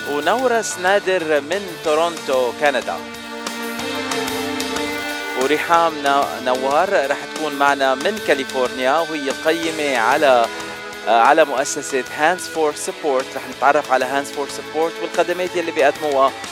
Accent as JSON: {"language": "Arabic", "country": "Lebanon", "said": "عندنا عرب من كل البلدان من سوريا من مصر وانا معكم من لبنان"}